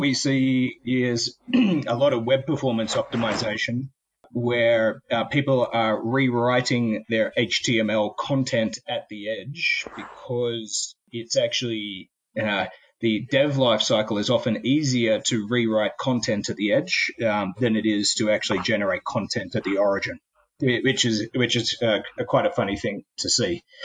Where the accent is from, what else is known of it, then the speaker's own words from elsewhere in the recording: Australia; also born or lived in Sydney, Australia; I'm Australian.